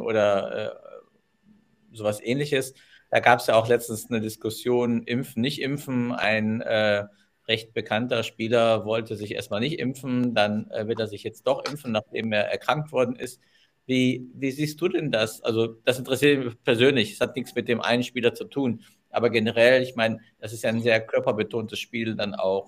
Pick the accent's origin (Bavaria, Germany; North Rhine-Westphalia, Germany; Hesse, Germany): North Rhine-Westphalia, Germany; Düsseldorf; moved away; in meiner Geburtsstadt